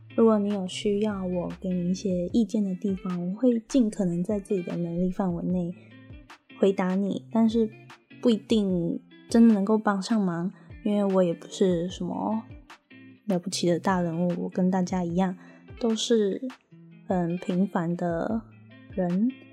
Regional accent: Taiwan; moved away as an adult; now in New Zealand; 我是台湾人。我在二零一八年的时候用打工度假的签证

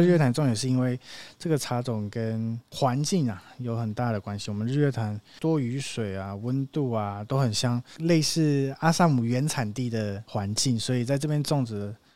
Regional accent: Nantou County, Taiwan; 我们就生在茶的故乡，然后从小家人就有开始在做茶叶的批发，有接触很多的茶农啊

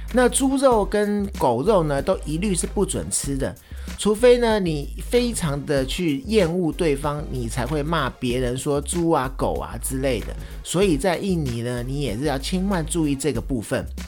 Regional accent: Taiwan; 我们在台湾说的干

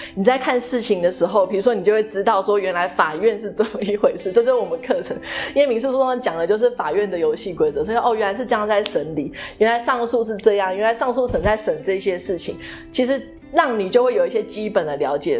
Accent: Taiwan; also born or lived in Boston, United States; 我们身为台湾人

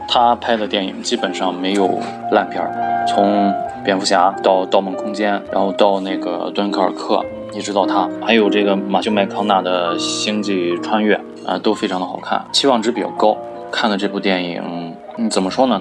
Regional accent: China; 我们中国人

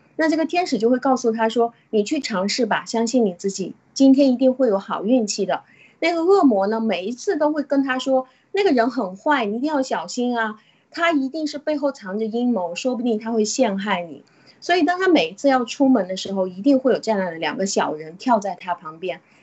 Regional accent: China; 就像我们中国人一样，我信，我信我自己，我谁都不信

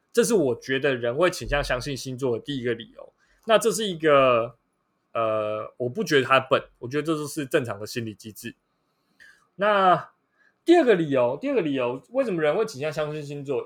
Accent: Taiwan; 我们台湾人

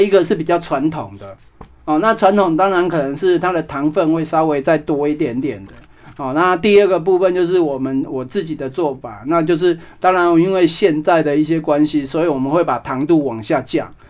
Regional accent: Taiwan; also born or lived in France; 就是用我们台湾的紫地瓜的食材

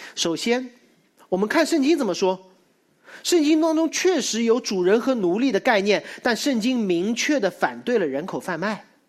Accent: Shanghai, China; 我们上海人

